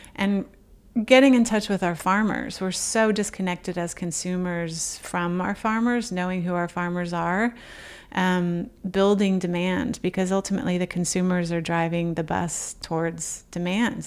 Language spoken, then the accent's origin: English; Oklahoma, United States; moved away; a trait of being an, an Okie